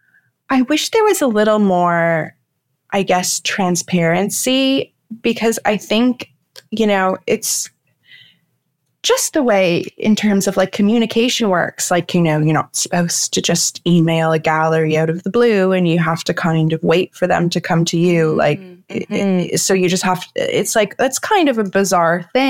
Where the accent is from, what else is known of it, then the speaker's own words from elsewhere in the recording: Toronto, Ontario, Canada; I grew up in the Junction, and now I live more downtown